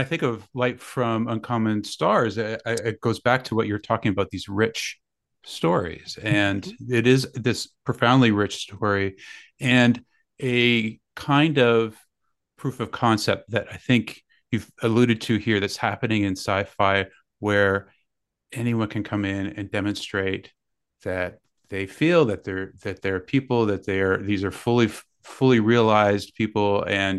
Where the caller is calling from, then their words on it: Guelph, Ontario, Canada; We're in Guelph, Ontario.